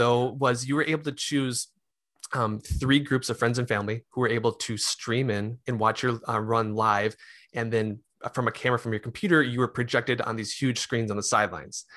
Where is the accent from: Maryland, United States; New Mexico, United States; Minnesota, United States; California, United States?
Minnesota, United States; Mahtomedi; also born or lived in Arden Hills, Minnesota / Rochester, Minnesota; now in Lakeville, United States; grew up in, um, Matamidi.